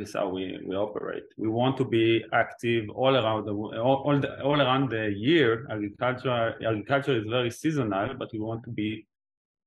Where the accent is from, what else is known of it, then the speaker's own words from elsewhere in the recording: Israel; also born or lived in Oxford; I was born and raised in Israel.